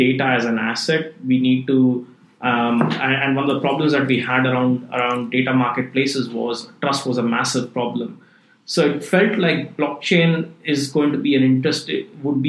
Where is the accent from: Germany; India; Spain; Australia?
India; moved away as an adult; also born or lived in Switzerland / London; now in Singapore; I grew up in India, you know, did my undergrad in computer science, and then went to EPFL in Switzerland